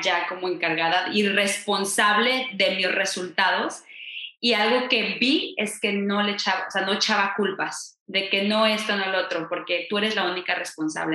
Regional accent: Mexico; En México decimos

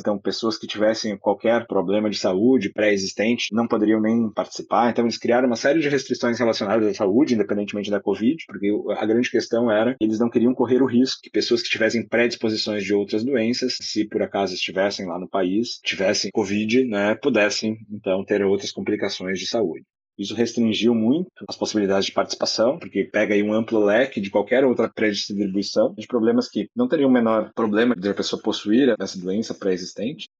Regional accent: interior of Rio Grande do Sul, Brazil; Eu sou do interior do Rio Grande do Sul.

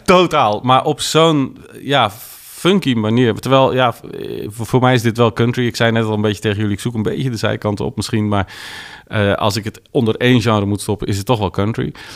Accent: Netherlands; want ik kom uit Nederland.

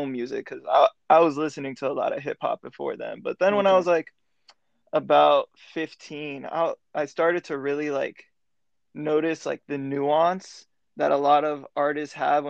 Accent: Broward County, South Florida, United States; moved away as an adult; now in Atlanta, United States; I grew up in South Florida, Broward County

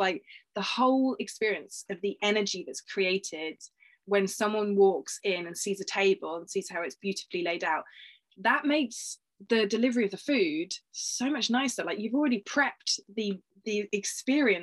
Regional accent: United Kingdom; being like a British sort of girl or woman

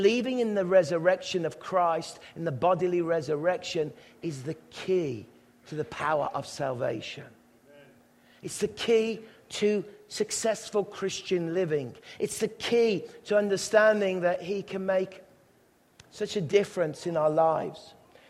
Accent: England, United Kingdom; as young English boys

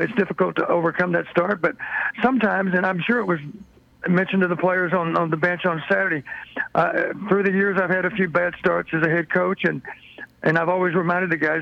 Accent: Blooming Grove, Texas, United States; I was from Blooming Grove

